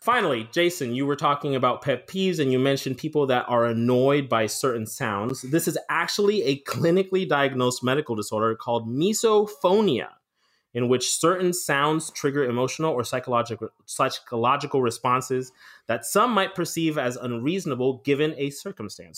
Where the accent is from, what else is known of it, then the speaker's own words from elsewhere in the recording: New Jersey, United States; I'm from New Jersey